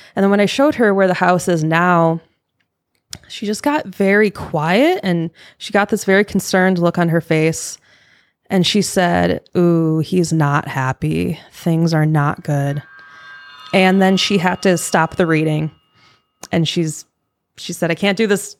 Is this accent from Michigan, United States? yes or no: yes; Michigan, United States; moved away; I am from Michigan. So I grew up in a haunted house.